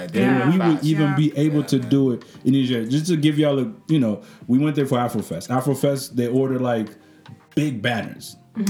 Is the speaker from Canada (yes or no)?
yes; Canada; It doesn't matter. I'm Canadian.